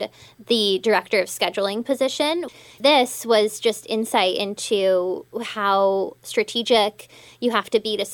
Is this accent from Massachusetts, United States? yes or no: no; Denver, Colorado, United States; moved away; I'm originally from Denver, Colorado